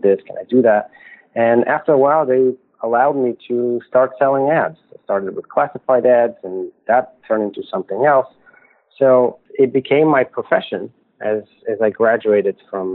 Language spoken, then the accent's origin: English; Bulgaria; English is a second language; moved away as an adult; also born or lived in New York City, United States; now in United States; I was born in Bulgaria during the communist time, and it was a strange time for me, especially coming and living in America now for 20 years